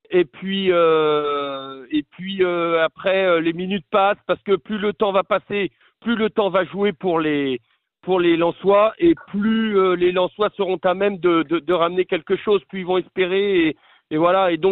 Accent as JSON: {"language": "French", "country": "France", "said": "Moi, je ne peux pas me l'interdire en tant que Français."}